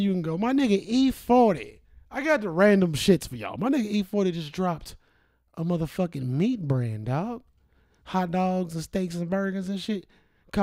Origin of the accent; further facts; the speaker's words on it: Cincinnati, Ohio, United States; Growing up in Cincinnati